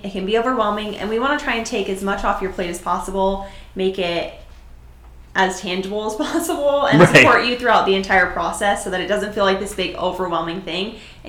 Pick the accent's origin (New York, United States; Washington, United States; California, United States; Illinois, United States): California, United States; Orange County; also born or lived in Los Angeles; I am the San Clemente local expert. I grew up in Orange County. I've lived almost every city in Orange County, and I moved to LA once. I lived there for a year.